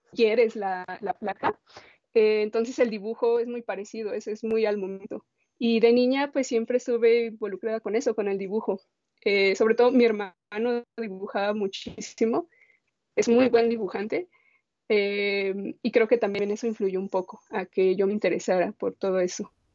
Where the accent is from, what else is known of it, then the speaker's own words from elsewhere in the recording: Guadalajara, Jalisco, Mexico; also born or lived in San Luis Potosí; Yo crecí en la ciudad, bueno, en Guadalajara, pero yo nací en San Luis Potosí, solo nací ahí y jamás he vuelto.